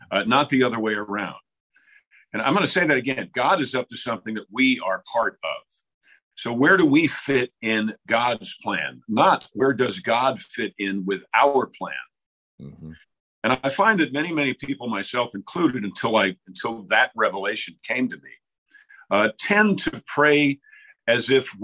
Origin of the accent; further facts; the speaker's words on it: Mount Kisco, New York, United States; I'm a recovering Yankee, right? I'm from Mount Kisco, New York, which is a rural part of New York